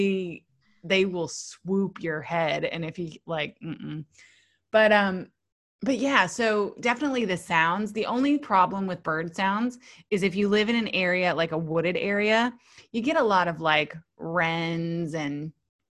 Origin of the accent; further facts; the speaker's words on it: the South, United States; moved away as an adult; now in Australia; I'm from the South